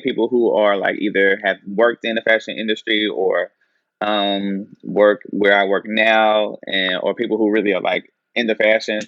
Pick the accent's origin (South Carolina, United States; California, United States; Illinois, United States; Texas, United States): South Carolina, United States; Anderson; Chadwick Boseman, he was from my hometown.